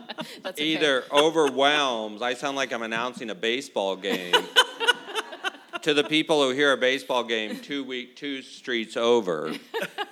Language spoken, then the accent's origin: English; San Antonio, Texas, United States; also born or lived in Indiana; I'm from San Antonio. I grew up here, and then in 1980, I went off to get a degree in watching football